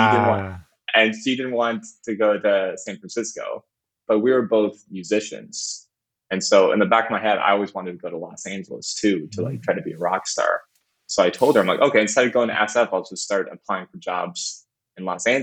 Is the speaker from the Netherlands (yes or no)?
no; Canada; moved away as an adult; also born or lived in Windsor; I'm originally from Canada.